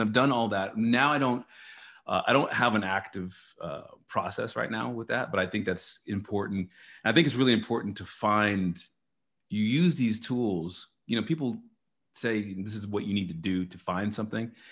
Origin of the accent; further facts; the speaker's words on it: Dallas, Texas, United States; also born or lived in New Orleans; now in Austin, United States; I was born and raised in Texas, in Dallas, Texas